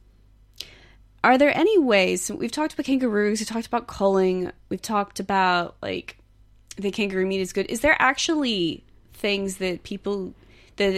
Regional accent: Texas, United States; moved away as an adult; now in Sydney, Australia; I come from Texas

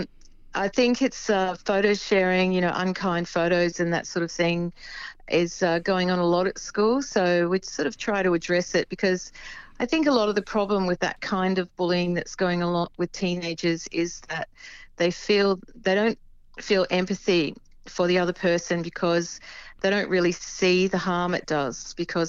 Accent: Adelaide, South Australia, Australia; I come from Adelaide

